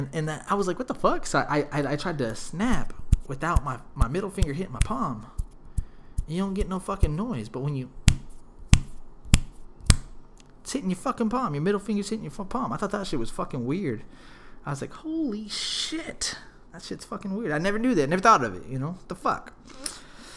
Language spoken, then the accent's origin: English; Smithville, Texas, United States; We're from Smithville, and we took a field trip to the actual mall in Austin. We must have been, like, in fifth or sixth grade